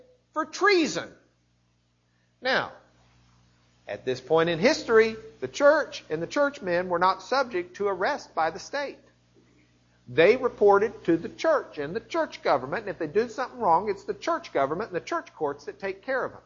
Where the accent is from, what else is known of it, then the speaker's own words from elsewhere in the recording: Lubbock, Texas, United States; I'm from Lubbock